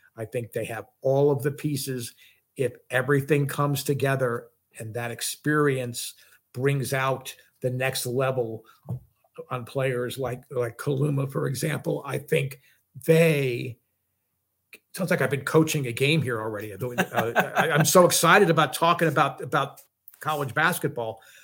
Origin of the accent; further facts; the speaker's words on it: New Jersey, United States; I'm a Northeastern guy. I grew up in New Jersey